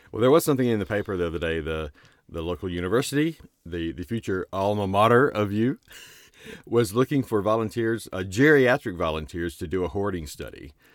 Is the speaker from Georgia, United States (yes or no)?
no; Starkville, Mississippi, United States; I'm from Starkville